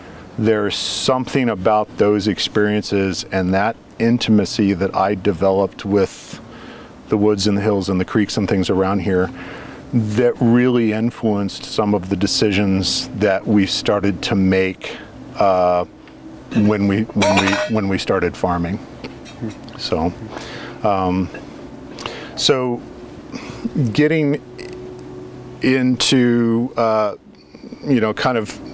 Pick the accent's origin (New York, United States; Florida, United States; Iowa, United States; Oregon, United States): Oregon, United States; Junction City; I grew up here in Junction City.